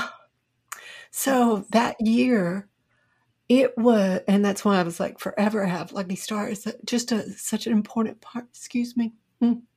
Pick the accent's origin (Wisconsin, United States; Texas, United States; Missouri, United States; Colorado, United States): Texas, United States; Buckholts; I grew up in a very small town in Texas, Buckholz, Texas.